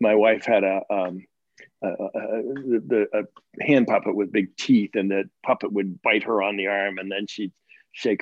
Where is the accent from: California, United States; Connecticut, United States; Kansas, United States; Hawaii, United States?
Connecticut, United States; I grew up in Connecticut, so we'd have snow quite a bit